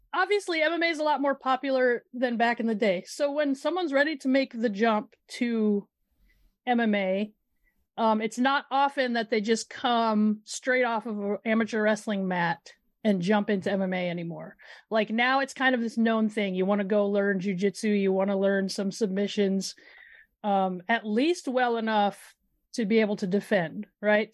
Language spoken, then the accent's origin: English; Midwest, United States; I'm from the Midwest